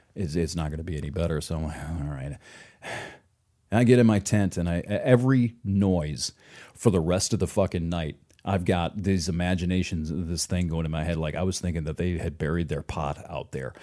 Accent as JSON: {"language": "English", "region": "Michigan", "country": "United States", "said": "I'm from Michigan"}